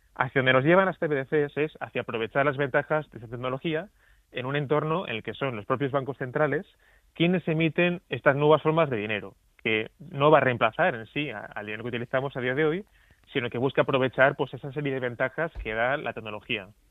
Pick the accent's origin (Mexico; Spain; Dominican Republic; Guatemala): Spain; Asturias; en varias regiones de mi tierra, en Asturias